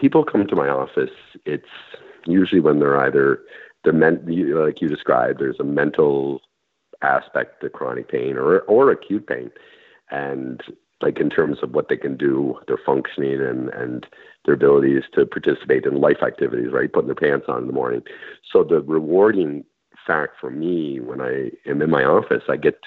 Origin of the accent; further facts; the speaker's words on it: Montague, Prince Edward Island, Canada; From Montague. PEI